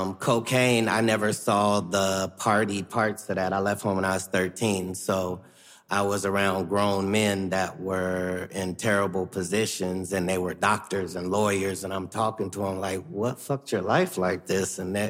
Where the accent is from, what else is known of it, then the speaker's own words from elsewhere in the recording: Ohio, United States; I'm from Ohio, for crying out loud.